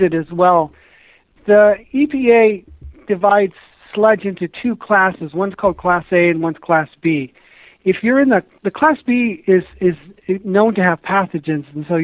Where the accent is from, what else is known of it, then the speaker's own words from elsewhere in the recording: Montana, United States; I was born and raised in Montana